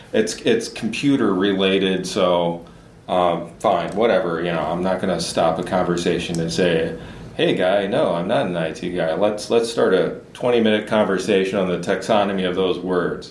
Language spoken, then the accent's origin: English; Southern Illinois, United States; moved away as an adult; also born or lived in Boston area / Silicon Valley; now in Minnesota, United States; I come from Southern Illinois